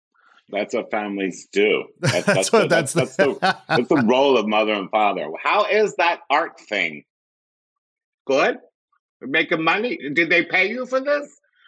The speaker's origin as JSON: {"language": "English", "town": "Philadelphia", "region": "Pennsylvania", "country": "United States", "tie": "born or raised there", "also_born_or_lived": "Greenville, North Carolina", "moved": "yes", "lives_now": "Los Angeles, United States", "said": "I grew up in Philadelphia, Pennsylvania. Not born there, though. I was born in North Carolina, of all places."}